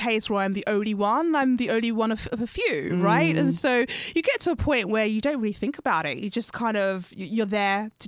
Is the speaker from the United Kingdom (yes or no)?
yes; United Kingdom; I identify with being a black female in the UK, being Ghanaian, being born to Ghanaian parents